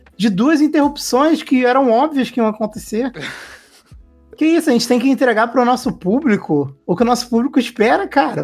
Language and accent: Portuguese; Rio de Janeiro, Brazil; eu sou do Rio